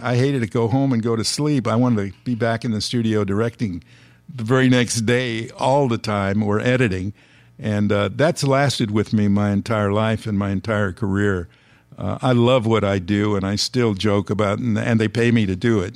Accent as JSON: {"language": "English", "town": "Los Angeles", "region": "California", "country": "United States", "tie": "born or raised there", "said": "I was born and raised in Los Angeles"}